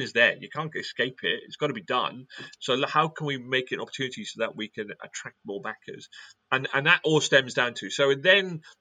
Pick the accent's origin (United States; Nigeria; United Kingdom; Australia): United Kingdom; Wales; I'm British or I'm Welsh, or I've got red hair